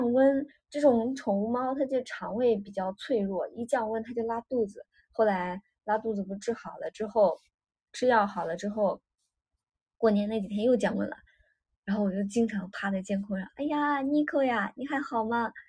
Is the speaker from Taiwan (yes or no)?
no; Shaanxi, China; moved away; also born or lived in Hangzhou; 我我因为小时候是在陕西过年，后来我爸妈来杭州，就是他们退休来杭州打工之后，我后来就是杭州过年，然后到现在去年回去是安徽过年。